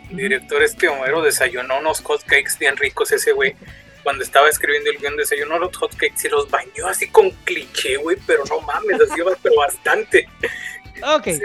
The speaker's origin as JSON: {"language": "Spanish", "town": "Monterrey", "region": "Nuevo León", "country": "Mexico", "said": "porque te voy a decir, o sea, yo soy"}